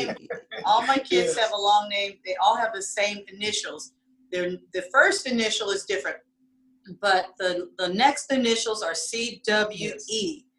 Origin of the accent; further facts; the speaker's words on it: Germany; I hope somebody meets somebody from Germany, because I grew up in Germany, okay.